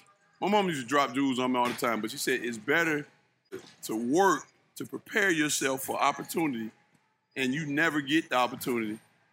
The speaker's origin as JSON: {"language": "English", "town": "East Point", "region": "Georgia", "country": "United States", "said": "I was practicing with East Point Because I'm from East Point, Georgia, okay. South Side Atlanta."}